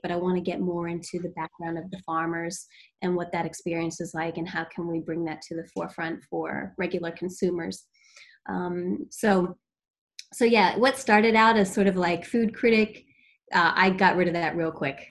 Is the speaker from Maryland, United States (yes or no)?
yes; Maryland, United States; moved away as an adult; also born or lived in Eastern Shore, Maryland / Washington, District of Columbia, United States; now in Boston, United States; I'm from Maryland